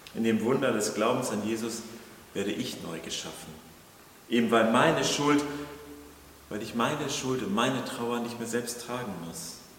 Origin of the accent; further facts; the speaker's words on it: Kiel, Schleswig-Holstein, Germany; für uns als, als Kieler, so Küstenbewohner